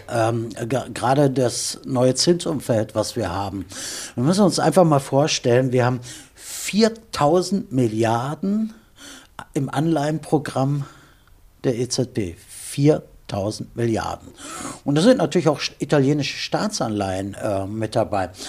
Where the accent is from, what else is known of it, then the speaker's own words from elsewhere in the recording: Germany; Also ich bin Deutscher in Deutschland geboren und ich schäme mich auch nicht dafür zu sagen